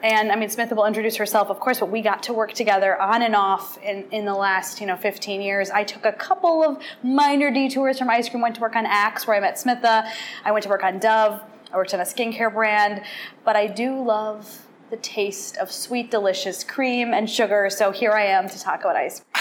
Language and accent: English; Wisconsin, United States; I did grow up in Wisconsin